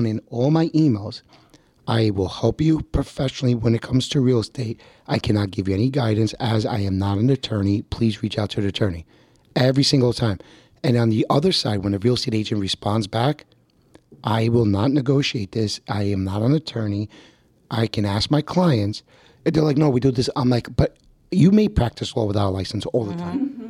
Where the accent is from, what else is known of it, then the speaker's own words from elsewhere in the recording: New Jersey, United States; I'm from North Jersey and we use attorneys.